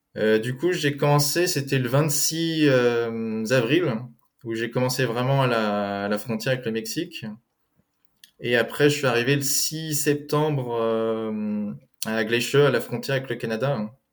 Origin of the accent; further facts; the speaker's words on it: France; also born or lived in Eugene, Oregon, United States / Germany; Je suis né aux États-Unis, à Eugène, dans l'Oregon, mais j'ai grandi en France.